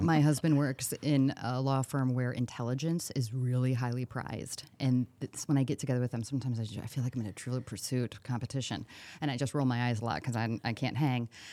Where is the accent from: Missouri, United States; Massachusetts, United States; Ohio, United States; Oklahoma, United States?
Missouri, United States; St. Louis; now in Cedar Rapids, United States; I'm from Saint Louis, a suburb